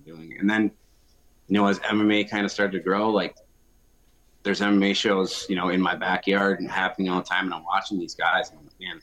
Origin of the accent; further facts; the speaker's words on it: Sparta, Michigan, United States; now in Las Vegas, United States; I actually grew up a little bit north of Grand Rapids in a town called Sparta